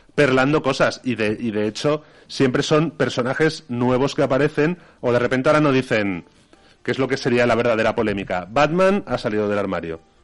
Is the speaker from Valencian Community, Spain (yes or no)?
yes; Valencian Community, Spain; nosotros no como valencianos